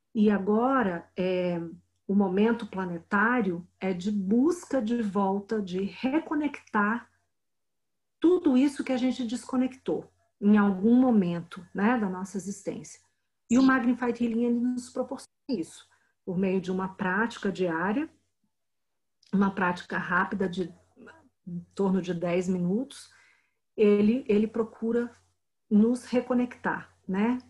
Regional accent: Brasília, Federal District, Brazil; Eu sou de Brasília

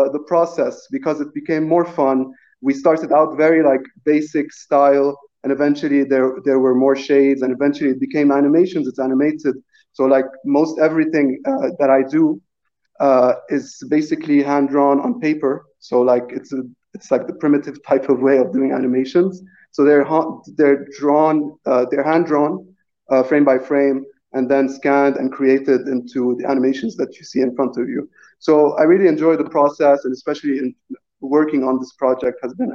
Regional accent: Lebanon; I'm also Lebanese and born and raised in Lebanon.

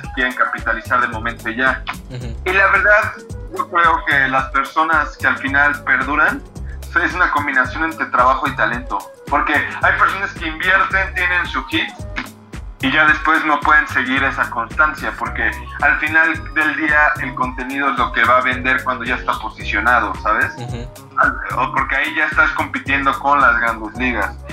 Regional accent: Mexico; nosotros como artistas mexicanos

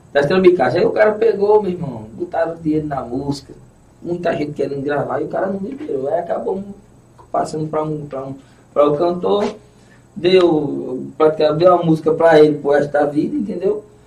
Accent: Pedra de Fogo, Paraíba, Brazil; eu sou da Zona Rural de Pedra de Fogo, e região e dou valor à minha zona rural também

